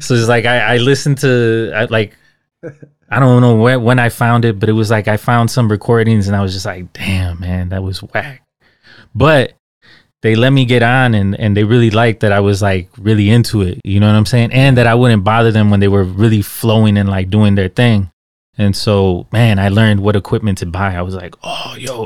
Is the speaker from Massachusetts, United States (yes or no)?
no; Chicago, Illinois, United States; I grew up in Little Village, man.